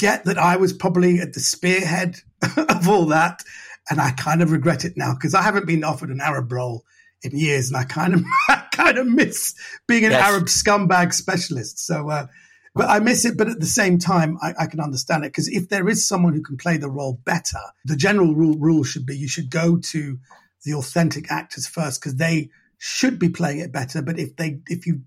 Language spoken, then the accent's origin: English; England, United Kingdom; I'm born and raised here